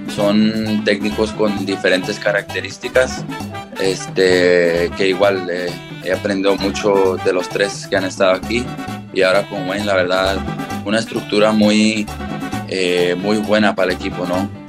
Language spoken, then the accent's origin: Spanish; Mexico; now in United States; desde chico, orgullosa, orgullosamente mexicano